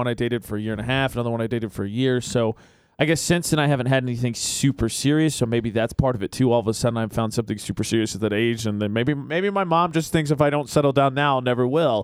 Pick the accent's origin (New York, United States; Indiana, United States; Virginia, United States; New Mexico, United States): Indiana, United States; moved away as an adult; my brother got married in Indiana. It's because my brother and my sister-in-law are both from my hometown